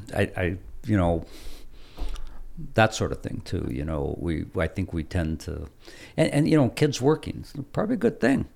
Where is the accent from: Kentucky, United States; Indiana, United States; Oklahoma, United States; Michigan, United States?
Michigan, United States; Hancock; I was a kid growing up in Quincy Hill